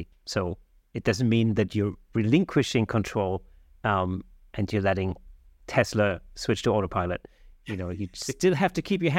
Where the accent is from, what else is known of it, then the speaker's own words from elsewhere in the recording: Germany; I'm German, actually.